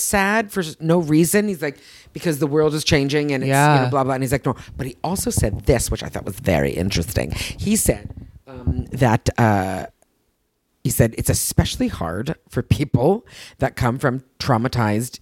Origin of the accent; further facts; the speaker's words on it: Canada; accent: Canadian; I'm Canadian. This is how I speak